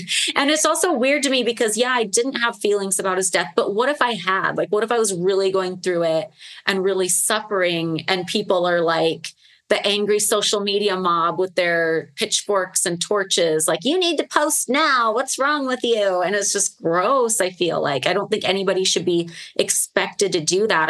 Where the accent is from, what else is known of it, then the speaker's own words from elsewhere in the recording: Las Vegas, Nevada, United States; Vegas is my hometown